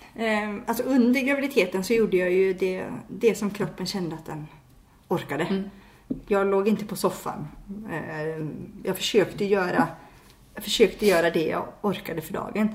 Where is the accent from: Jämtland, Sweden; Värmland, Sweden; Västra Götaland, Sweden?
Jämtland, Sweden; Järpen; now in Varberg, Sweden; jag kommer ju inte härifrån, jag kommer ju från Järpen som ligger nära Åre